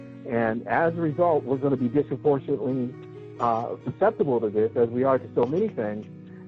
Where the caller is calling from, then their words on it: Columbus, Ohio, United States; I'm calling from Columbus, Ohio.